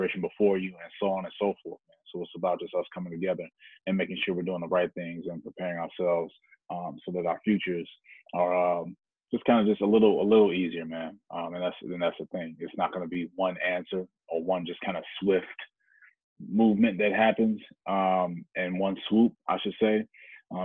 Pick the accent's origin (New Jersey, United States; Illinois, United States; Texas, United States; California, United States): Illinois, United States; Chicago; me growing up in Chicago